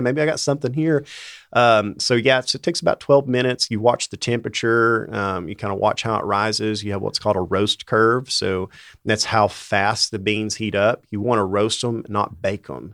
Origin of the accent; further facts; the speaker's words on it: Bristol, Tennessee, United States; now in Johnson City, United States; I grew up in Bristol, uh, out near South Holston Lake.